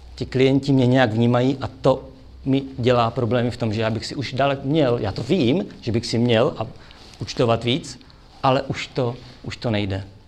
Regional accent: Brno, South Moravian Region, Czechia; já jsem z Brna

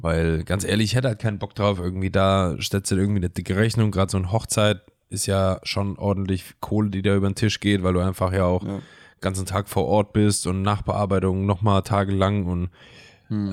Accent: Germany; moved away; in Fellerdingen gewohnt, wo ich herkomme

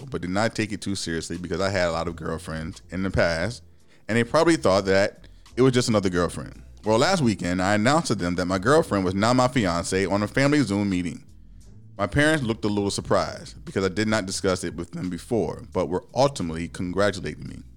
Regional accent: Midwest, United States; when I was growing up in the Midwest, there weren't really black people around

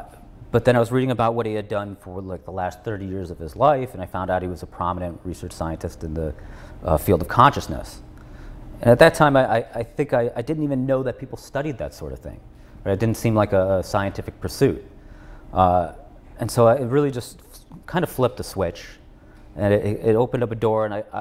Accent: Chicago, Illinois, United States; I was born in the suburbs of Chicago

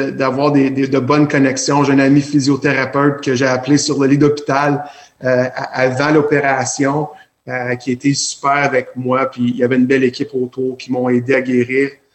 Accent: Alexandria, Ontario, Canada; now in Cornwall, Canada; je suis natif d'Alexandria

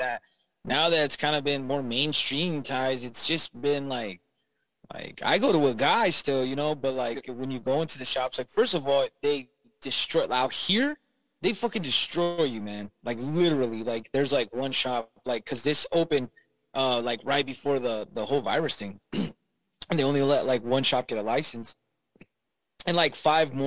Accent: Southern California, United States; moved away; I'm from Southern California

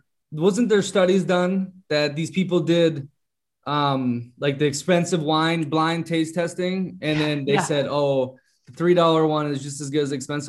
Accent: Minnesota, United States; I grew up in Minnesota

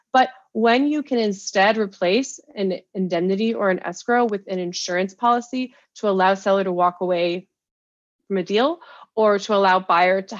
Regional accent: United States; accent: American; As you can tell from my accent, I'm American

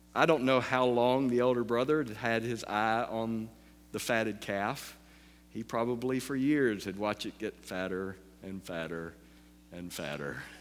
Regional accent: the South, United States; I'm from the South

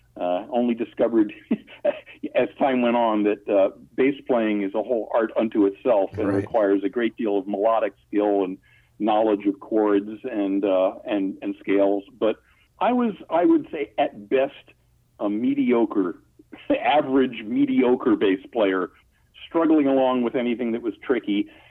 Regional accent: Long Island, New York, United States; also born or lived in Brooklyn, New York; I was born in Brooklyn and then grew up on Long Island.

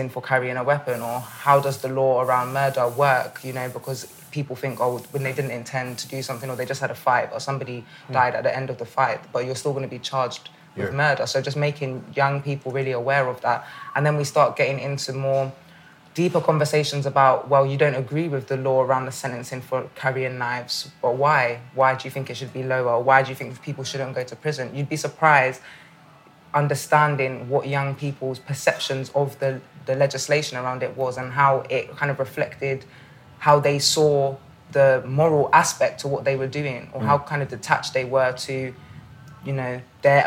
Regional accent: London, United Kingdom; growing up in Northwest London

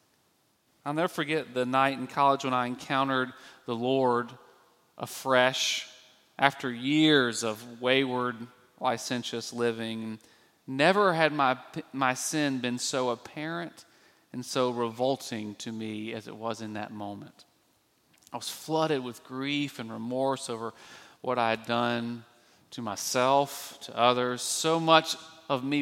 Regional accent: Birmingham, Alabama, United States; I grew up in Birmingham, Alabama, the Deep South

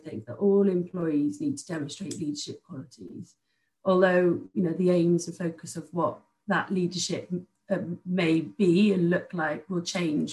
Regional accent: outside Cardiff, Wales, United Kingdom; I grew up outside of Cardiff.

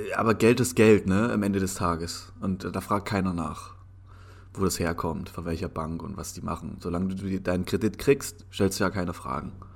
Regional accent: Germany; wir sind im Endeffekt in einer Zwickmühle als, als deutsche Bürger oder als, als Deutscher in Europa

